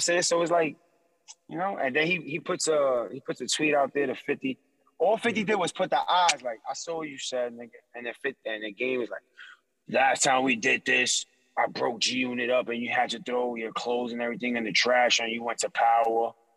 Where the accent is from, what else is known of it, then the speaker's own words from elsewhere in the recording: New York, United States; I'm from New York